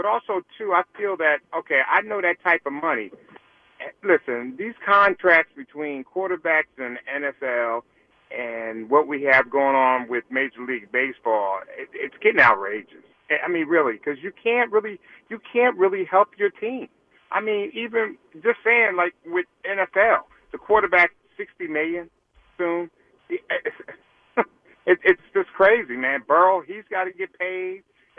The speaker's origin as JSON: {"language": "English", "region": "Pennsylvania", "country": "United States", "said": "I come all the way from Pennsylvania to go see a Jets game."}